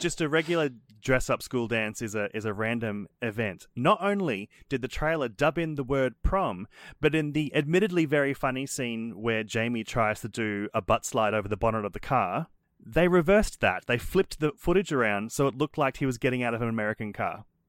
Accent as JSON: {"language": "English", "country": "Australia", "said": "we're Australian."}